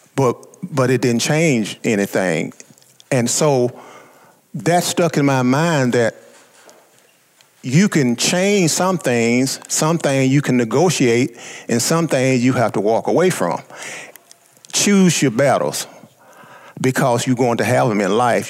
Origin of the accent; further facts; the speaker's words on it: Southeast Arkansas, United States; being born uh, in Southeast Arkansas and being African American at the time